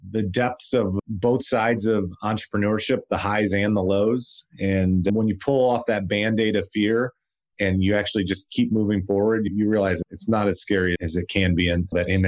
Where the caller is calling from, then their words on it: Nashville, Tennessee, United States; I'm actually here in Nashville, Tennessee, home of country music and now Daily Crunch Snacks.